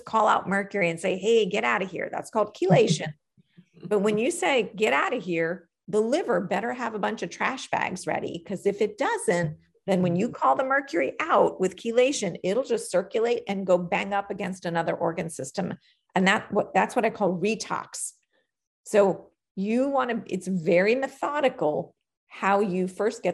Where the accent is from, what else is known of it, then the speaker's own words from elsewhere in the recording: New York, United States; I'm a New Yorker by birth